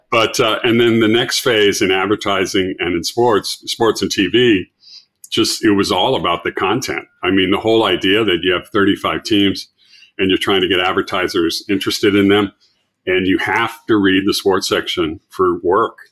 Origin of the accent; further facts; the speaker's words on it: Los Angeles, California, United States; from Los Angeles